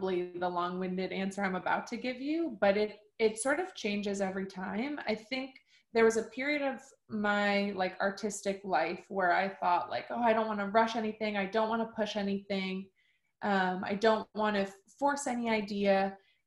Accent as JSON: {"language": "English", "town": "Minneapolis", "region": "Minnesota", "country": "United States", "tie": "born or raised there", "also_born_or_lived": "Madison, Wisconsin", "moved": "yes", "lives_now": "Los Angeles, United States", "said": "I was born and raised in Minneapolis, like Twin Cities area, and then moved shortly after to Madison."}